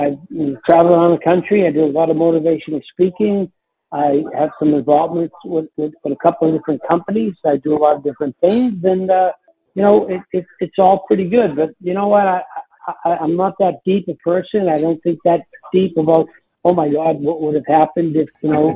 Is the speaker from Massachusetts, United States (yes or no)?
yes; Winthrop, Massachusetts, United States; born or raised there